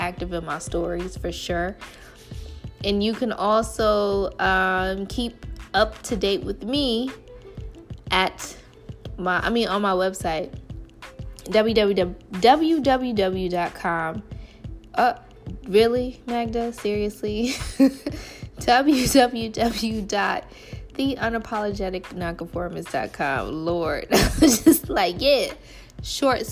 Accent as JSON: {"language": "English", "town": "Chicago", "region": "Illinois", "country": "United States", "said": "I am a Chicagoan through and through to the core"}